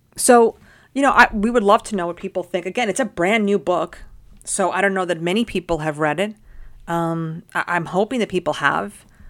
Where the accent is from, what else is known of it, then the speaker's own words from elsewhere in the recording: New York City, New York, United States; I grew up in Washington Heights, which is in Manhattan